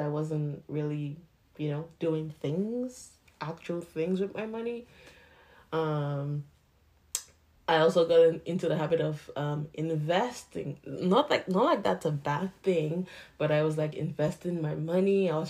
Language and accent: English; Nigeria; now in Canada; So I'm still Nigerian. Like, I don't want to be just Nigerian, you know, but condition and everything. So I'm supposed to be Nigerian Canadian.